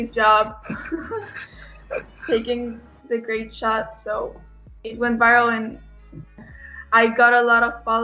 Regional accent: El Centro, California, United States; now in Mexico; I live in Mexico, but I'm from El Centro, California

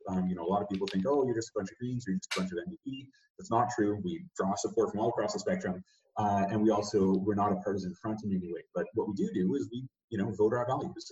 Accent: Victoria, British Columbia, Canada; I grew up in Victoria, so you know, always uh, exposed to nature

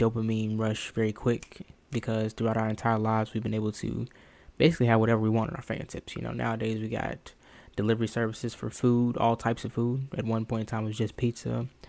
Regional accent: the South, United States; I was raised in the South

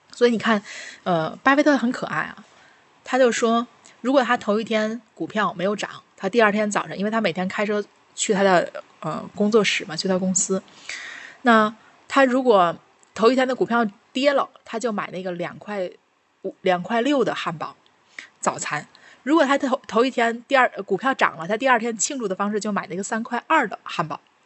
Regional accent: China; 我们中国人用的这些

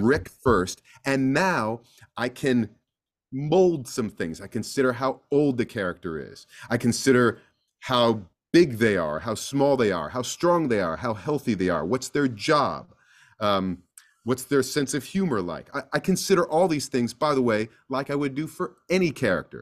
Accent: East Coast, United States; I'm from the East Coast

